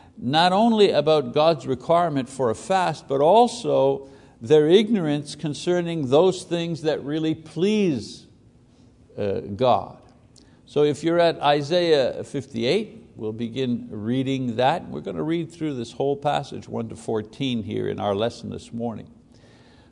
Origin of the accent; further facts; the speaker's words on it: Quebec, Canada; as a Catholic boy growing up in Catholic Quebec